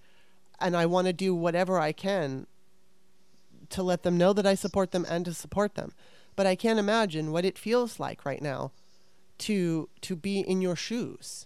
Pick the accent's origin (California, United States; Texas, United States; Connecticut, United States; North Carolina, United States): California, United States; Southern; growing up in Southern California